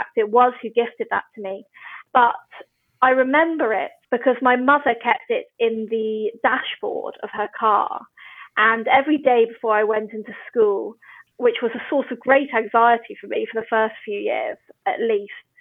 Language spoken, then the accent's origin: English; Oxford, South East England, United Kingdom; moved away; I grew up in Oxford, sort of between Wolvercote and Summertown